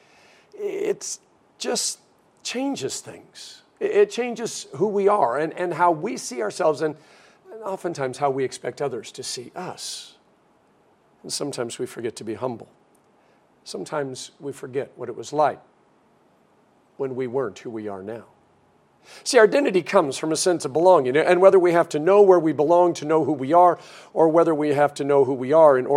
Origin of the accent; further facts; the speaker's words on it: Denver, Colorado, United States; growing up in Denver, Colorado